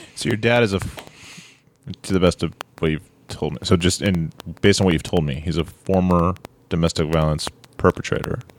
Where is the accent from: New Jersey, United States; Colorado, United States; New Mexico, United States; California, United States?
California, United States; Orange County; I'm from Orange County, California